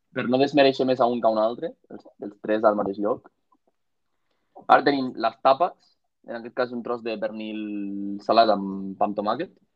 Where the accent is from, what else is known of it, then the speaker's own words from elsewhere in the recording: Catalonia, Spain; a més som catalans